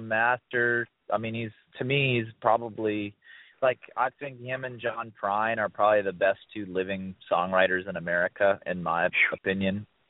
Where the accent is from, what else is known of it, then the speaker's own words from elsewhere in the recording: Ohio, United States; the same town that I grew up in in Ohio